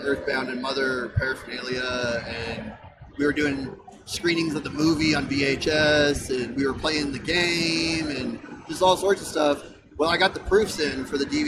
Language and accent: English; Dallas, Texas, United States; I'm from Dallas.